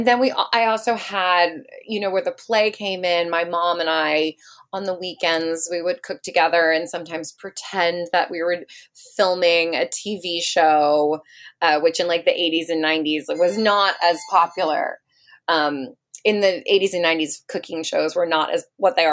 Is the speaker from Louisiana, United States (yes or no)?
no; Silver Spring, Maryland, United States; now in New York City, United States; I grew up in Silver Spring, Maryland, right outside of DC.